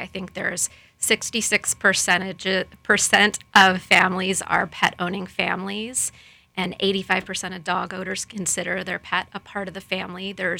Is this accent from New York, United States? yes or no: no; Lakeland, Florida, United States; Born and raised in Lakeland, Florida